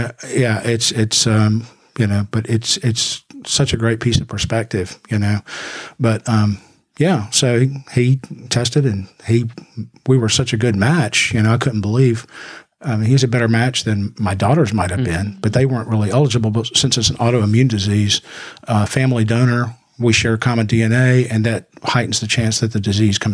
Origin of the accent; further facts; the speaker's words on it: Mississippi, United States; moved away as an adult; also born or lived in Lake Charles, Louisiana; now in Memphis, United States; I grew up in Mississippi, Southern Baptist in Mississippi.